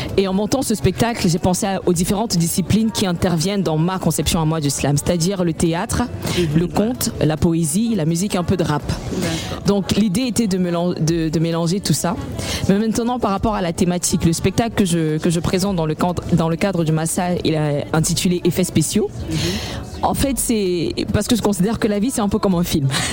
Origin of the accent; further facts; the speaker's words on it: Cameroon; avec cette identité qui m'est propre en tant que Camerounaise, c'est-à-dire que dans le choix des, des langues, dans le choix de, des musiques les rythmes qui accompagnent mes textes, il était important de rappeler d'où je viens